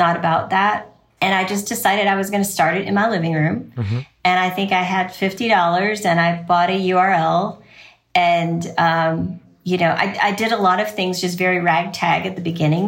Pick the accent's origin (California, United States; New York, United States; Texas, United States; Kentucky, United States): Kentucky, United States; Louisville; I am from Louisville, Kentucky